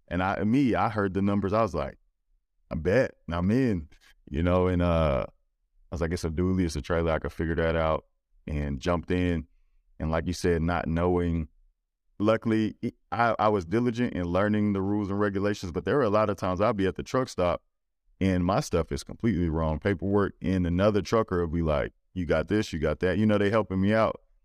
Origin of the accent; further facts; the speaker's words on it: Louisiana, United States; I'm from Louisiana